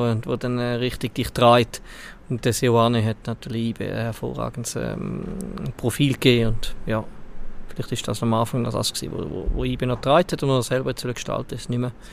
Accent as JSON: {"language": "German", "region": "Valais", "country": "Switzerland", "said": "Gut als Walliser."}